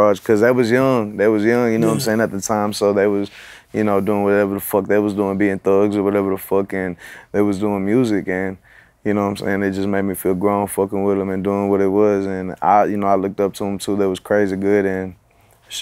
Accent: Bay City, Texas, United States; I'm from Bay City

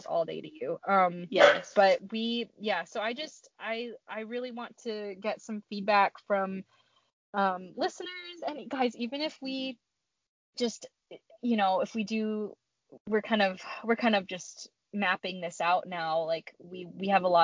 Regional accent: Maine, United States; moved away as an adult; also born or lived in Pennsylvania; now in Michigan, United States; I grew up in Maine, and so I'm from like the, you know, basically Canada. I grew up in Maine.

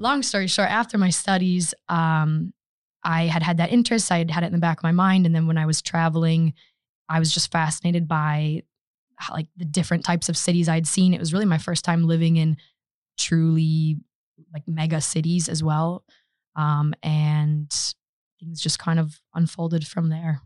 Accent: Grand Haven, Michigan, United States; moved away as an adult; now in Stockholm, Sweden; my hometown is, it's Grand Haven, Michigan

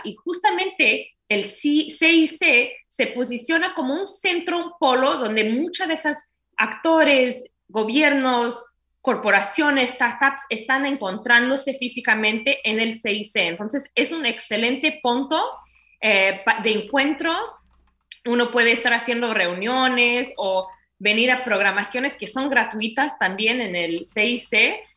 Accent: United States; Spanish is a second language; also born or lived in Brazil; now in Miami, United States; Yo fui criada en los Estados Unidos

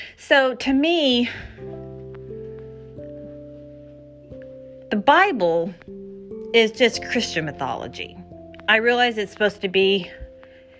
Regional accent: Houston, Texas, United States; I grew up in Texas and in Houston

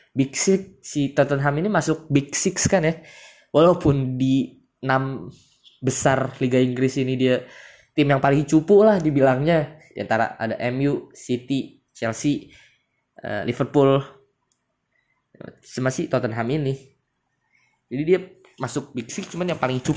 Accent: Bekasi, West Java, Indonesia; yang paling gue tungguin tuh Persipasi ya gue kan orang Bekasi ya

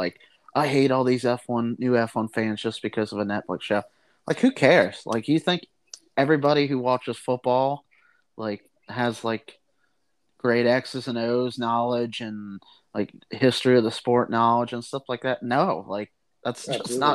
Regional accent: United States; I'm an American

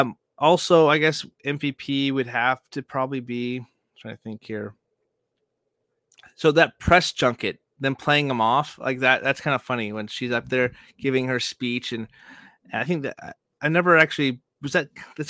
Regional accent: Joplin, Missouri, United States; I am from Joplin.

